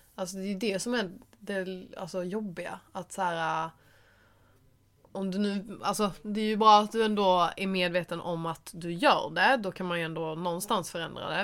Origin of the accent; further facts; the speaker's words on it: Skåne, Sweden; moved away; hälsa på min familj. Och bara vara hemma i Skåne